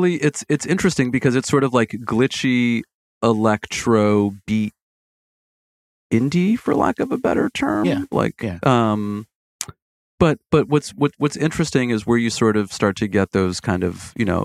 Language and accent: English; Brazil; English is a second language; I use it when I'm speaking English because people don't know that we say communities in Brazil now.